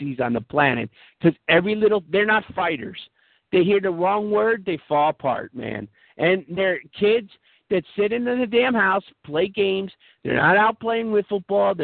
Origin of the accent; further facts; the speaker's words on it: United States; I'm Irish, you know, I'm from America, I'm sort of Catholic